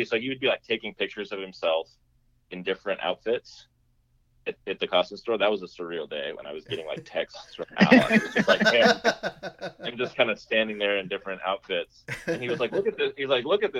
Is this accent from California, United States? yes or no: yes; near Monterey, California, United States; my hometown, which is near Monterey, California